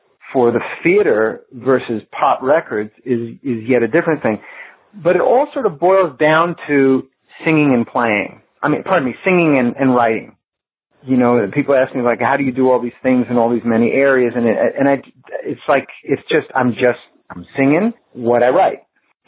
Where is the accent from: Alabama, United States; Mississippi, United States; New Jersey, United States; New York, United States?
New York, United States; growing up in New York